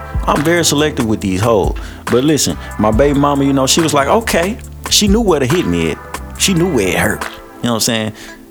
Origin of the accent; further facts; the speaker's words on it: Shreveport, Louisiana, United States; I'm from Shreveport, Louisiana